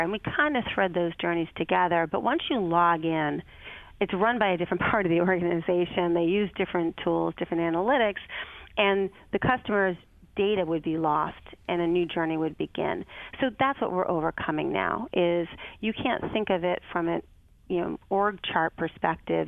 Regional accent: Boston, Massachusetts, United States; moved away as an adult; also born or lived in Chicago / Detroit; my hometown of Boston

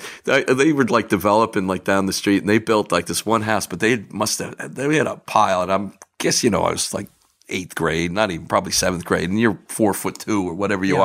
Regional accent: Rumson, New Jersey, United States; I grew up in Rumson.

